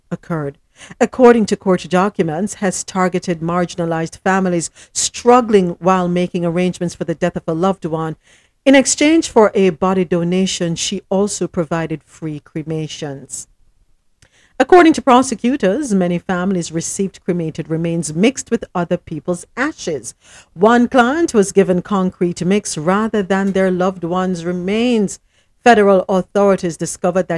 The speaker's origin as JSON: {"language": "English", "town": "Morant Bay", "region": "Saint Thomas", "country": "Jamaica", "tie": "born or raised there", "said": "I was born in St. Thomas"}